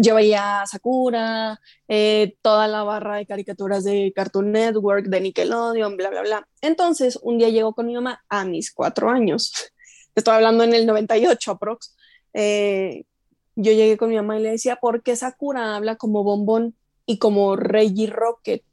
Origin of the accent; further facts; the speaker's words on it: Chihuahua, Mexico; moved away as an adult; now in Mexico City, Mexico; yo crecí en Chihuahua, yo soy de aquí, pero a los tres años nos fuimos a Chihuahua y en Chihuahua pues me eduqué y todo